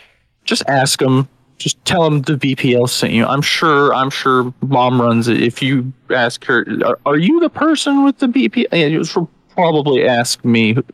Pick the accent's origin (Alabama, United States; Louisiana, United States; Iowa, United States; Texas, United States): Alabama, United States; because we're from Alabama.